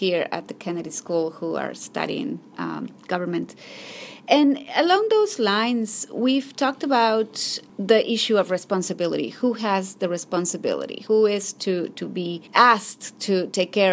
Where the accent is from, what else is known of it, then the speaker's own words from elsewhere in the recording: Ecuador; I grew up in Ecuador